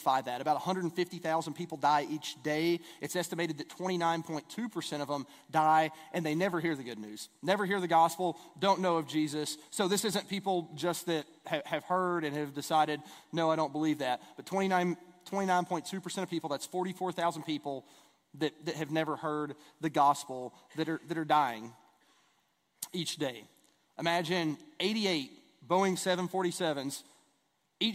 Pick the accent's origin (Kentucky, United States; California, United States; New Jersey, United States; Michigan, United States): Kentucky, United States; East; I grew up in East Kentucky